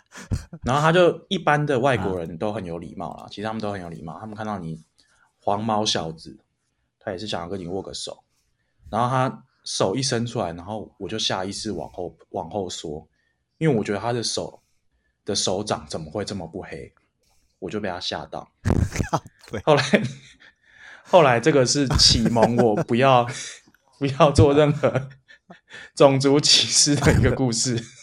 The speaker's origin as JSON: {"language": "Chinese", "country": "Taiwan", "also_born_or_lived": "United States", "said": "我会说我就是哦台湾人，different from China"}